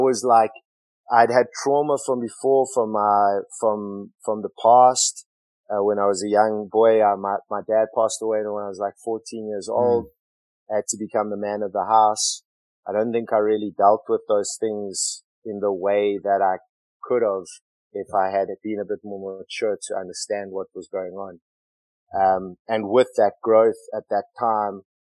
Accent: Johannesburg, Gauteng, South Africa; moved away; Johannesburg, which was like my hometown

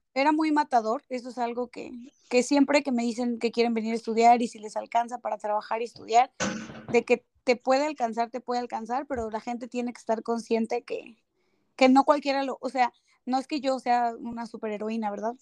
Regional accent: Mexico City, Mexico; moved away as an adult; now in Toronto, Canada; soy de la Ciudad de México.

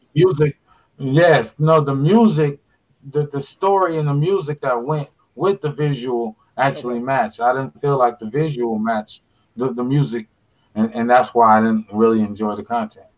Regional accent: Pasadena, California, United States; I'm from Pasadena

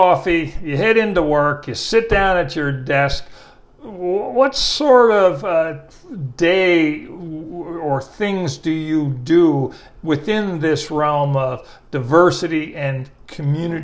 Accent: El Paso, Texas, United States; now in Austin, United States; I grew up in El Paso.

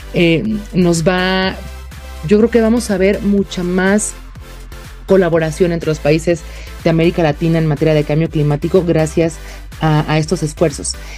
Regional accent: Mexico; como mexicana

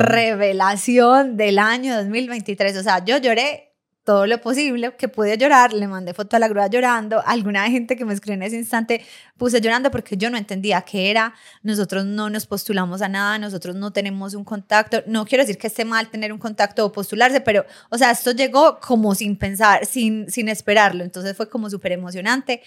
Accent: Medellín, Antioquia, Colombia; de Marinilla, no, de Medellín

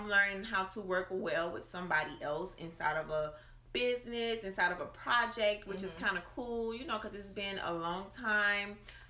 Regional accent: Miami, Florida, United States; accent: Miami; my Miami accent. Sometimes I feel like I don't have one some days. And then some days it get real heavy

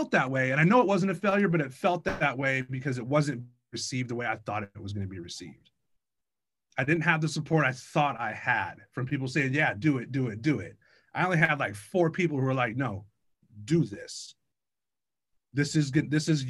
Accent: Bellingham, Washington, United States; now in Tacoma, United States; growing up in Bellingham, we had all four seasons

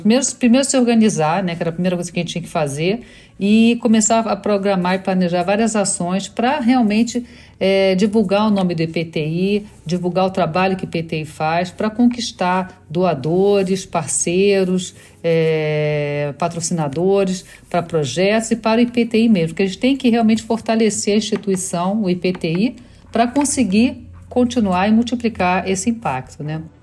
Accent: Rio de Janeiro, Brazil; moved away as an adult; also born or lived in Brussels, Belgium / New York, United States / Scarsdale, United States; now in Miami, United States; eu sou carioca

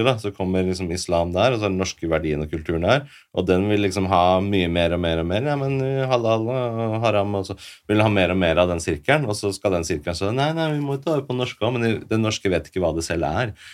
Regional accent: Oslo, Norway; Jeg vokste opp først på Hasle Hovin, men så flytta vi til Furuset, så vokste jeg

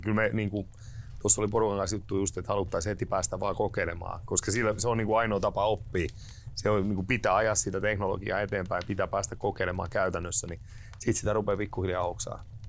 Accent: Turku, Southwest Finland, Finland; now in Savonia, Finland; Mä olen lähtöisin turkulainen kaveri, joka on päätynyt Savoon

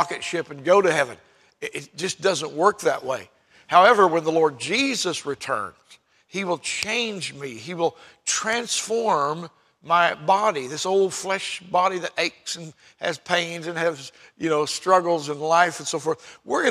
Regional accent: United States; I'm an American citizen

